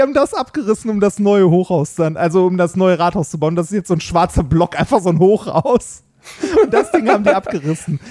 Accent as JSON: {"language": "German", "town": "Essen", "region": "North Rhine-Westphalia", "country": "Germany", "tie": "born or raised there", "said": "in Essen, wo ich aufgewachsen bin."}